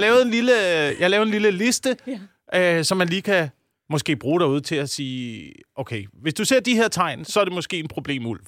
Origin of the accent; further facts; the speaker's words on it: Slagelse, Zealand, Denmark; der, hvor jeg voksede op, øh, på Vestsjælland